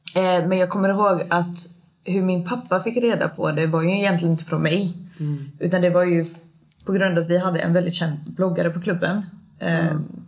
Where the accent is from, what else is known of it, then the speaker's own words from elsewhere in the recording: Småland, Sweden; moved away as an adult; jag kommer från Småland egentligen, så jag flyttade med mitt ex upp hit